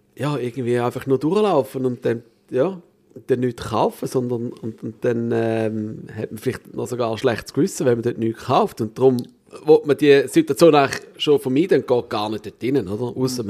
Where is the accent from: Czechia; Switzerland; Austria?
Switzerland